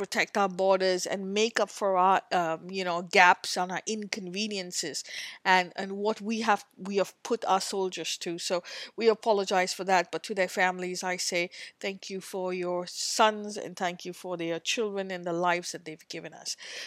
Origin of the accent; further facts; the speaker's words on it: India; as an Indian